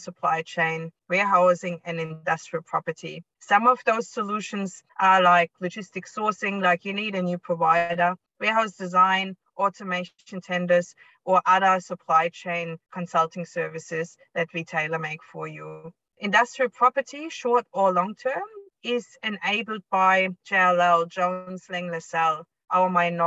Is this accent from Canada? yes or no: no; East Germany, Germany; moved away as an adult; also born or lived in United States / Cuba / Spain / Hong Kong; now in Australia; I was born and raised in East Germany